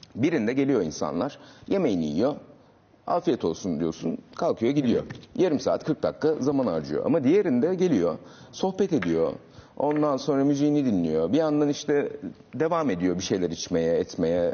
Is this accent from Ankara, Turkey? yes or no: yes; Ankara, Turkey; Ben de Ankara'lıyım